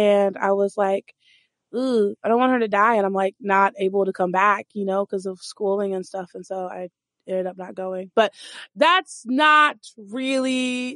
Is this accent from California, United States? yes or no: no; Texas, United States; also born or lived in Dallas-Fort Worth / Austin; I grew up in Texas.